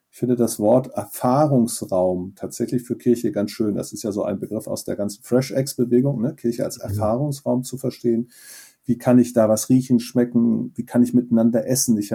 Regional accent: Schleswig-Holstein, Germany; was ist eigentlich meine Heimat, in dem Fall in Nordfriesland, da bin ich aufgewachsen, deswegen war das für mich so ansprechend.

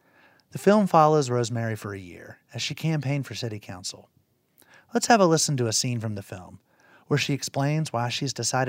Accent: United States; Anyone who grew up in Appalachia knows strong women. Growing up near the Virginia-West Virginia state line

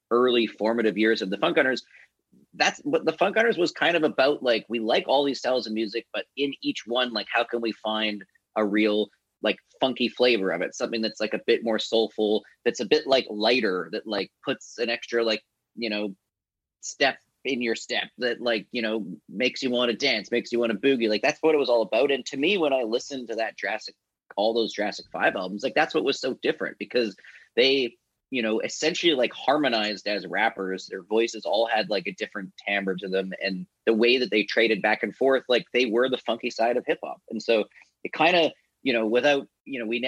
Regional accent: Vancouver Island, British Columbia, Canada; my brother, like growing up on Vancouver Island

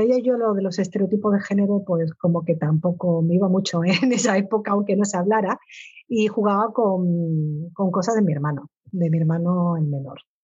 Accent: Canary Islands, Spain; como soy canario igual no me entiende todo el mundo

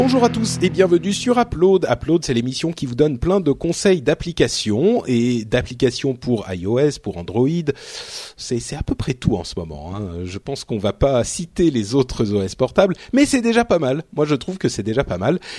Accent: Paris, Île-de-France, France; je suis Parisien

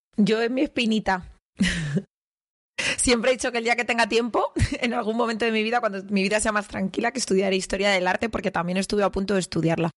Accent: Madrid, Community of Madrid, Spain; Somos los tres de Carabanchel

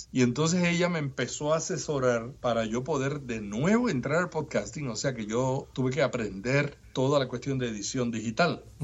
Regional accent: Puerto Rico; puertorriqueños y los cubanos y los dominicanos somos los andaluces de América

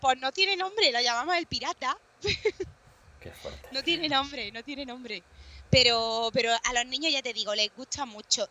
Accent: Córdoba, Andalusia, Spain; also born or lived in Berlin / Bristol; soy de Córdoba

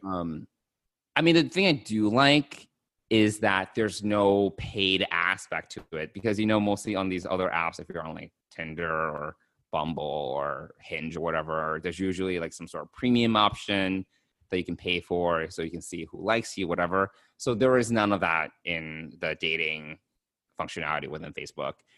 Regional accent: United States; I'm an American born Chinese

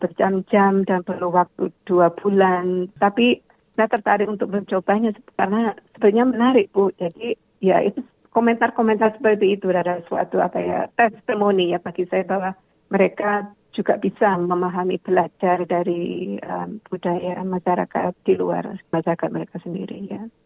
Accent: Java, Indonesia; now in Adelaide, Australia; saya berasal dari Indonesia atau Jawa

